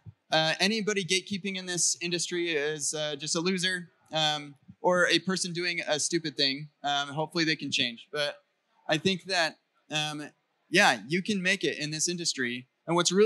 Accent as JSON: {"language": "English", "country": "United States", "said": "I'm an American"}